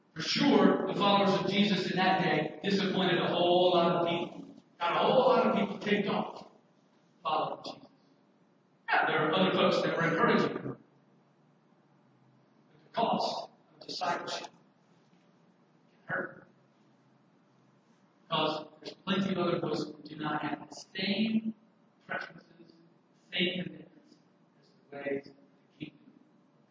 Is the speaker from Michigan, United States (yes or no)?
no; Alabama, United States; my home state, Alabama